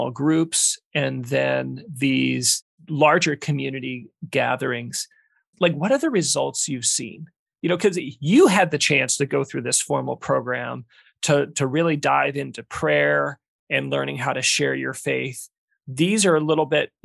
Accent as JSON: {"language": "English", "town": "Omaha", "region": "Nebraska", "country": "United States", "tie": "born or raised there", "said": "I grew up in Omaha"}